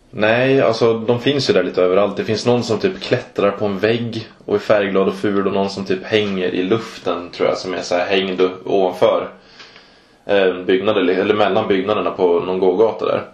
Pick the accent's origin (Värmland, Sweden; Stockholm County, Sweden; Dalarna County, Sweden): Dalarna County, Sweden; Mora; I Mora där jag kommer ifrån